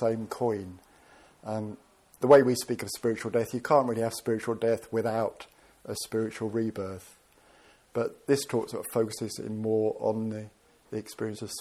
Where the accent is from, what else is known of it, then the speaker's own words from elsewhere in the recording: Birmingham, West Midlands, United Kingdom; I ended up being English and born in Birmingham